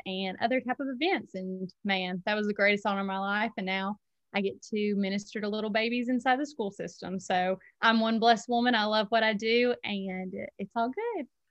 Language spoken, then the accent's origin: English; Huntsville, Alabama, United States; now in Tuscaloosa, United States; I'm originally from Huntsville